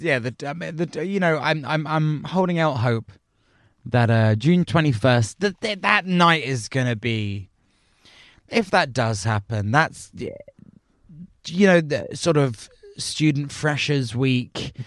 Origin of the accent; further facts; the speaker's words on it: United Kingdom; as British people